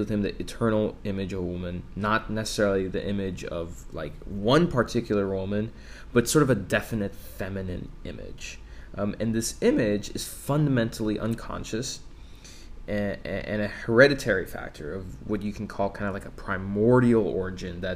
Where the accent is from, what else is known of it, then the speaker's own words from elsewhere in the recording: Texas, United States; I was born in Texas